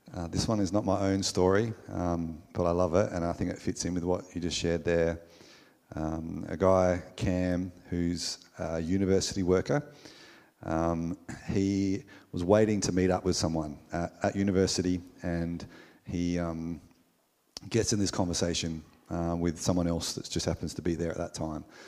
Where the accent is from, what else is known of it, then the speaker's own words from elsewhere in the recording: Australia; we, as an Australian culture